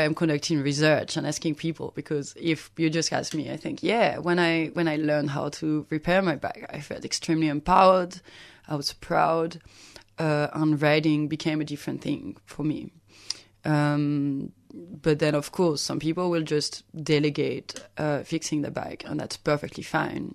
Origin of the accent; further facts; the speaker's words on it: Lyon, Auvergne-Rhône-Alpes, France; now in Melbourne, Australia; my hometown of Lyon